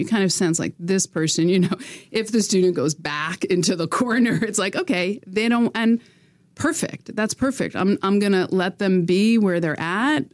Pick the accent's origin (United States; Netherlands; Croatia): United States; now in Quebec, Canada; as an American